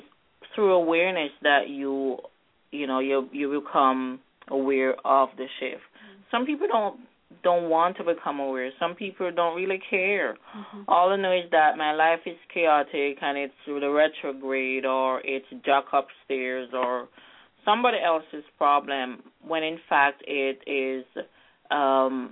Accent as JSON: {"language": "English", "country": "Jamaica", "said": "I'm from Jamaica, and we're always going through gravitational and energy shifts. Because I'm from a very grounded, more spiritual society."}